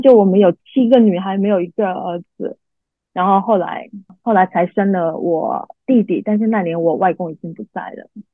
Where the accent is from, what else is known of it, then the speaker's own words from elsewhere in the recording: a small island in southern China, China; moved away; 我出生在一个，呃，中国南方的一个小海岛上面，然后这是一个很传统的家庭